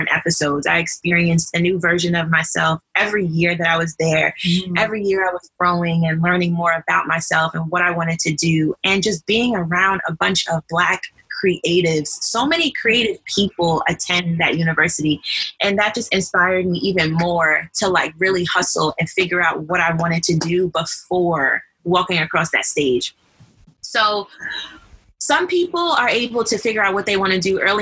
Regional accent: Long Island, New York, United States; moved away as an adult; also born or lived in North Carolina; I am from Long Island, New York

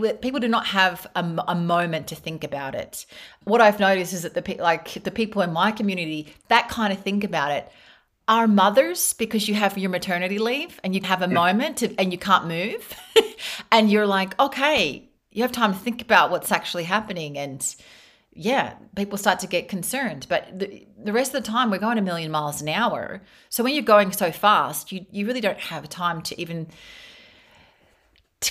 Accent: Australia; moved away as an adult; now in Spain; I grew up in Australia

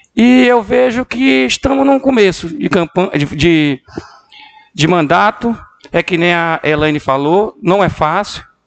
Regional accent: Medicilândia, Pará, Brazil; Nasci aqui dentro, nasci na Vila Pacal.

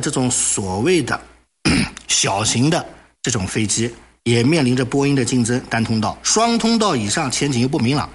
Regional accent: China; 我们中国人

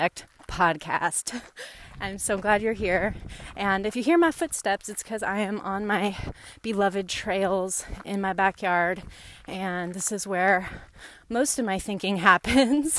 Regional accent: Northern California, United States; I grew up in Northern California, a single mom and my sister and myself

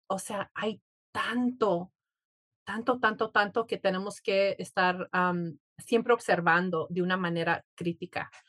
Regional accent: Mexico; somos mexicanos

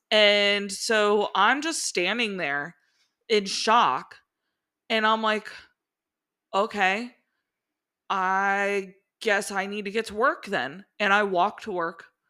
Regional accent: Cincinnati, Ohio, United States; moved away as an adult; also born or lived in Miami, Florida / Daytona Beach, Florida / Northern Kentucky; grew up, born and raised in Cincinnati

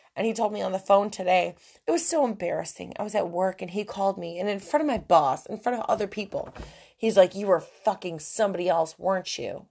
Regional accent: New York, United States; moved away; I'm from New York. I'm from an Italian family

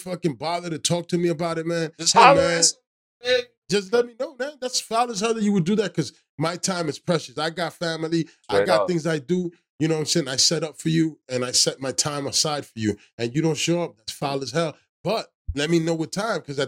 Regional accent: New Jersey, United States; I'm from Jersey

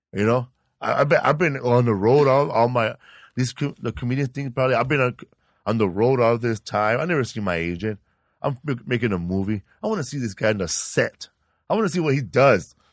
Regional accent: Sinaloa, Mexico; now in Los Angeles, United States; I'm from Sinaloa, Mexico

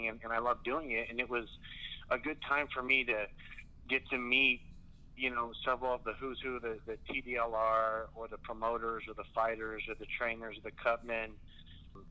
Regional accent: San Antonio, Texas, United States; also born or lived in Laredo; I'm from San Antonio, born and raised

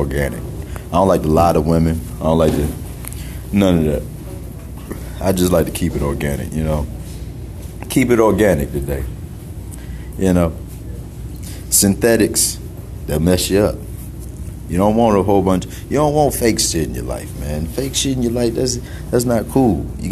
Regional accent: Greenville, South Carolina, United States; now in Atlanta, United States; Greenville, South Carolina, originally. But I live in Atlanta.

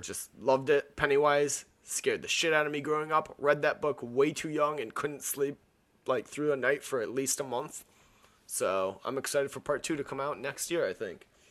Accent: an hour north of Miami, Florida, United States; I'm from, uh, Miami and I'm from, like, an hour north of Miami

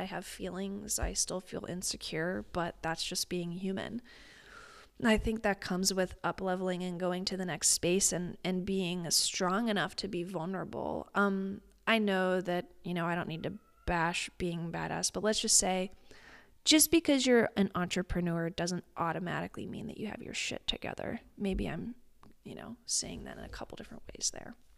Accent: Midwest, United States; I'm a Midwesterner

